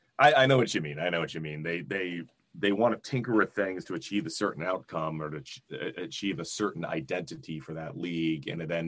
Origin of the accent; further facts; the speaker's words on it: Vermont, United States; now in New Hampshire, United States; even though I live in New Hampshire now, I grew up in Vermont